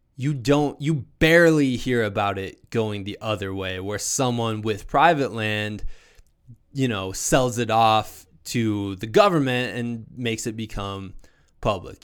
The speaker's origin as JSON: {"language": "English", "region": "Iowa", "country": "United States", "moved": "yes", "lives_now": "Colorado, United States", "said": "I'm from Iowa originally"}